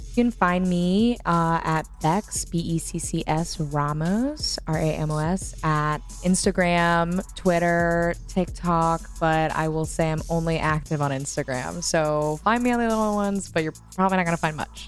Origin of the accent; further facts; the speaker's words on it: Texas, United States; I grew up in Texas. I went to school in public schools in Texas